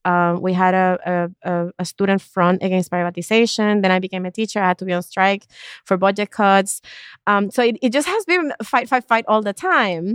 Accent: East Coast of Puerto Rico, Puerto Rico; I grew up in Puerto Rico, in the East Coast of Puerto Rico

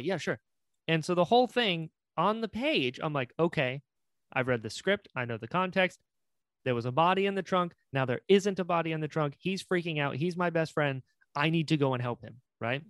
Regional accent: North Carolina, United States; accent: drawl; moved away; I'm from North Carolina originally.

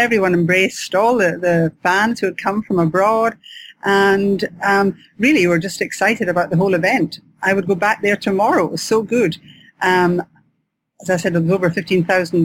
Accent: Scotland, United Kingdom; accent: Scottish; I'm Scottish, as you'll know by my accent

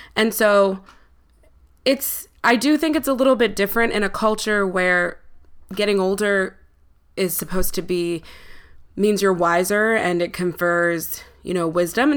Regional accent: Buffalo, New York, United States; now in New York City, United States; growing up in Buffalo

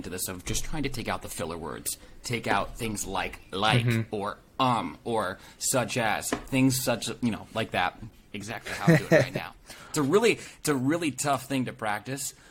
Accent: East Coast, United States; now in West Coast, United States; I'm actually from the East Coast

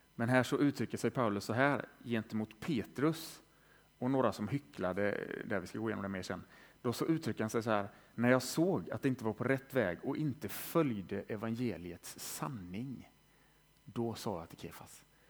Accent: Västergötland, Västra Götaland, Sweden; moved away as an adult; also born or lived in Lund / Tranemo; jag är född i Västergötland, har bott i Lund i 15 år

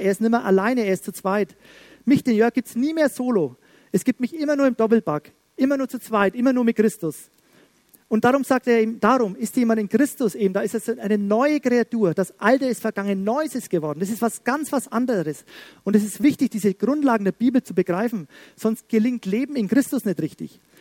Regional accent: Schwabach, Bavaria, Germany; bei uns in Schwabach

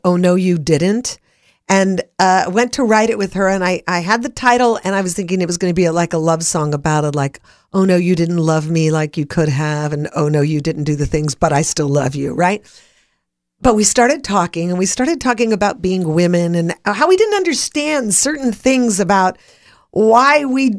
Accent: Los Angeles, California, United States; I grew up in the Hollywood Hills and I could see the Hollywood sign on my way to my friend's house

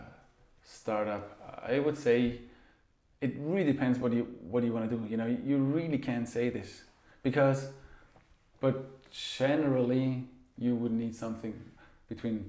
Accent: Austria; now in Zurich, Switzerland; I'm from Austria, so I'm you know, from mountainous region

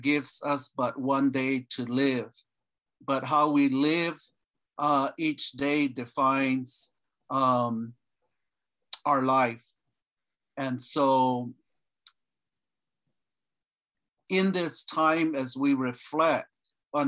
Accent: Cochiti Pueblo, New Mexico, United States; I'm from Cochiti Pueblo, former governor there at Cochiti.

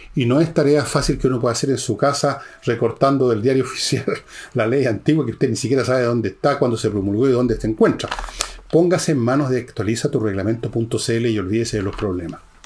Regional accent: Santiago Metropolitan Region, Chile; yo también soy de Ñuñoa

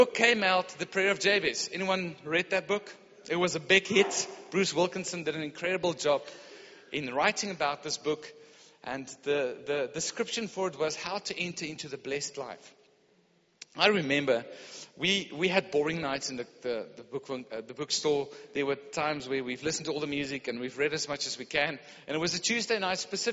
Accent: Pretoria, Gauteng, South Africa; I grew up in Pretoria.

